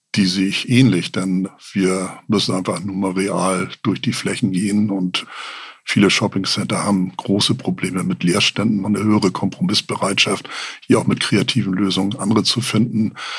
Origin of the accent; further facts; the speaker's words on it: Hamburg, Germany; als Hamburger